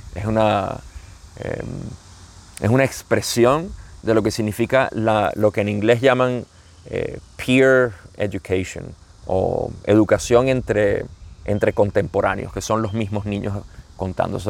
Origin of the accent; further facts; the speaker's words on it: Venezuela; como decimos en Venezuela